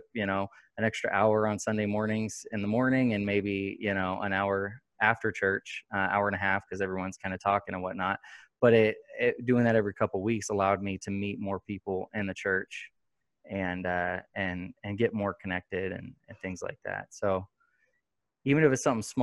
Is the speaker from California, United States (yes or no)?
yes; Sacramento, California, United States; moved away as an adult; also born or lived in Gardnerville, Nevada; now in Fernley, United States; we're from Sacramento. And then about, 5 years ago, we moved to Gardnerville. And then last year we moved to Fernley.